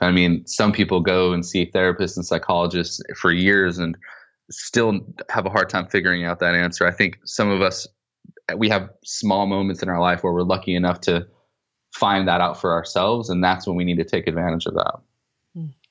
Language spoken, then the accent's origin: English; Southern California, United States; I grew up in Southern California to really poor, a really poor family